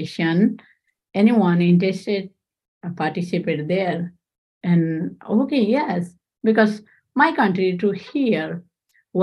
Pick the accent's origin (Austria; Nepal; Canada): Nepal; English is a second language; moved away as an adult; now in Central New York, United States; I'm from Nepal.